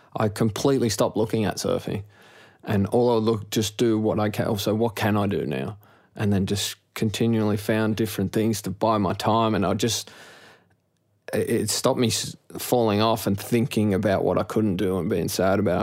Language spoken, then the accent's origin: English; Sydney, New South Wales, Australia; growing up in Maroubra